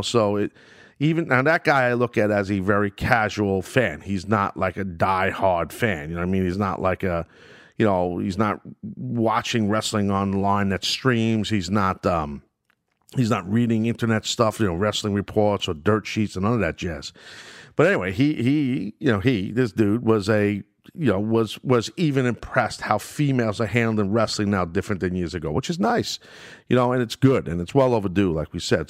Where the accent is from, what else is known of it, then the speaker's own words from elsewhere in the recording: New York, United States; my hometown of New York